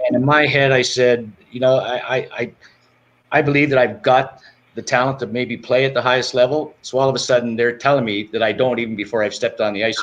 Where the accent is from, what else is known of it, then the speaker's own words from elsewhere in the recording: Canada; growing up in Canada